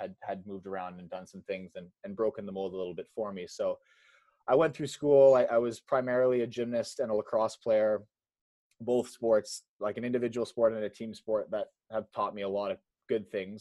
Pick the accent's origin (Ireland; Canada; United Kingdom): Canada; Red Deer, Alberta; first language English; moved away as an adult; also born or lived in Montreal / Toronto; I grew up in Alberta in a town called Red Deer, which is like 100,000 people